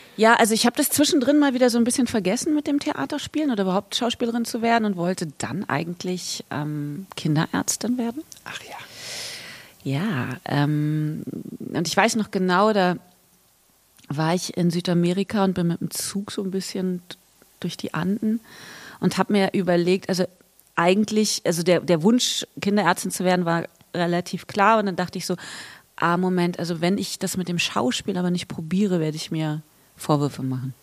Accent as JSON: {"language": "German", "region": "Berlin", "country": "Germany", "tie": "born or raised there", "said": "ich bin hier geboren und aufgewachsen"}